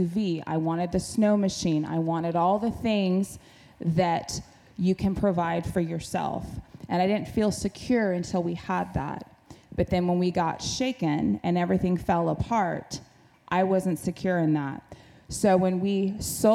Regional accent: Alaska, United States; I grew up in Alaska, in the state where you provide for yourself

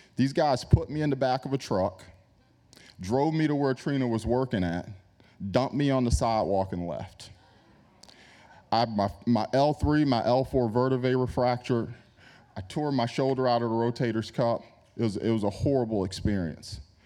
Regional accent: New York, United States; I grew up in New York

